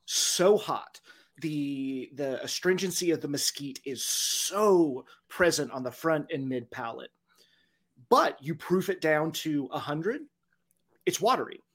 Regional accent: Dodge City, Kansas, United States; moved back to my hometown of Dodge City

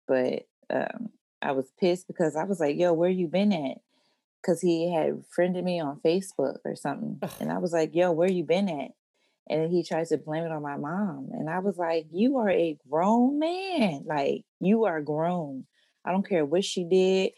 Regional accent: Maryland, United States; moved away as an adult; also born or lived in Oklahoma City, Oklahoma; where I grew up and was raised at, I always say Maryland, because that's where the bulk of it was

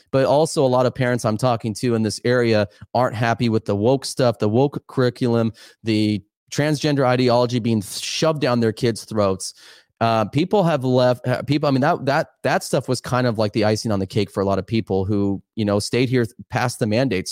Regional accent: Oregon, United States; I'm just here back in my home state

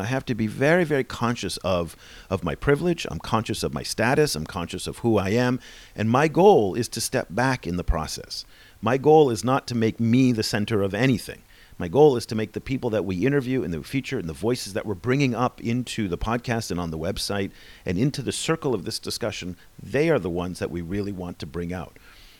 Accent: United States; Even though he's South African and I'm American, we're both white guys

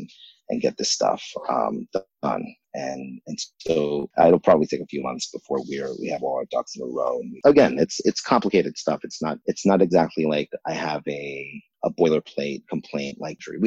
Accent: New York City, New York, United States; I grew up in New York City in the 80s and 90s

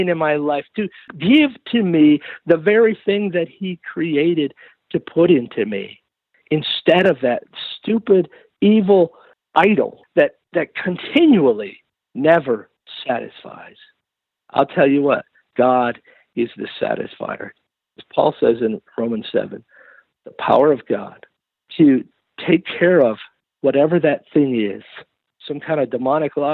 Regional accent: Western New York, United States; moved away; I grew up in legalism in Western New York.

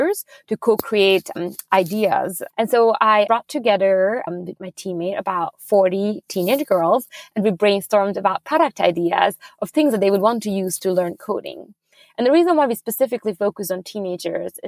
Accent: Budapest, Hungary; moved away as an adult; also born or lived in Abu Dhabi / New York; now in Sweden; I'm originally from Hungary, from Budapest. That's where I grew up

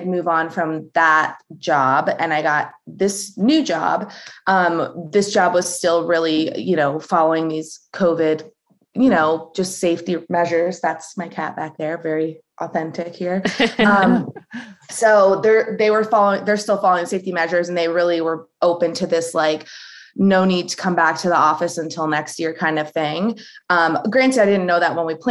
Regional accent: United States; I was born in the United States

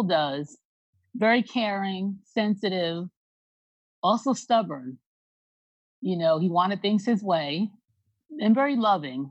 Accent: Long Island, New York, United States; moved away; we're from Long Island originally

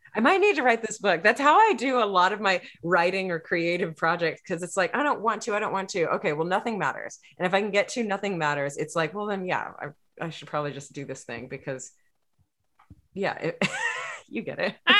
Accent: Texas, United States; I'm from Texas

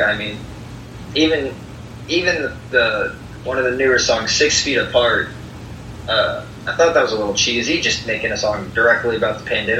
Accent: Rockford, Illinois, United States; born there; also born or lived in Maysville, Kentucky / Valparaiso, Indiana / Florence, Kentucky; so I was born in Rockford, and then I moved to Maysville, Kentucky, which is eastern-ish. And from there, I moved to Valparaiso, Indiana.

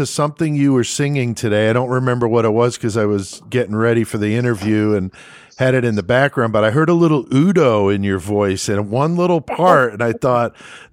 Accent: East Coast near New York, United States; now in Midwest, United States; I'm in the Midwest, but I grew up on the East Coast near New York

